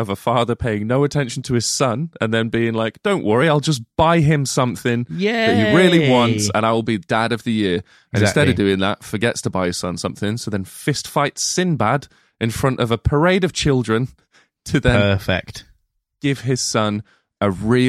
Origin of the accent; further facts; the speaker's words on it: Midlands, United Kingdom; I'm not northern, I'm Midlands.